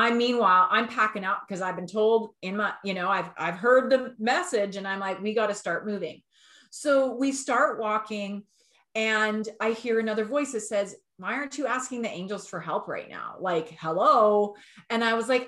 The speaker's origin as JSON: {"language": "English", "region": "Alberta", "country": "Canada", "said": "we're from Alberta."}